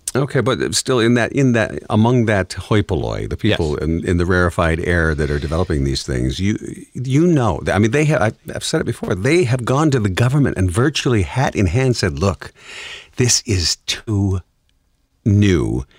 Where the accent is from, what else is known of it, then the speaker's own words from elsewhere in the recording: Detroit, Michigan, United States; I'm from the Motor City